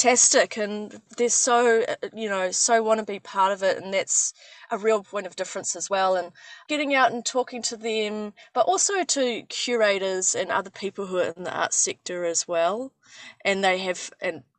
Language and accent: English; Whangarei, Northland, New Zealand; moved away; my hometown in Whangarei